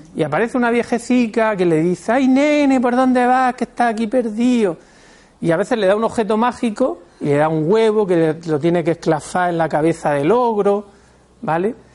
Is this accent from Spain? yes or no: yes; Spain; somos españoles